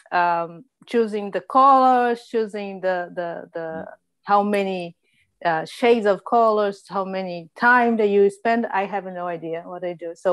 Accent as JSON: {"language": "English", "region": "Minas Gerais", "country": "Brazil", "second_language": "English", "moved": "yes", "lives_now": "England", "said": "I'm 36. I live in England, and um, but I'm from Minas."}